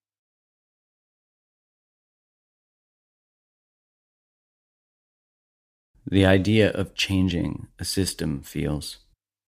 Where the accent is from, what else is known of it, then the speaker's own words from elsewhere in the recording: Canada; being a Canadian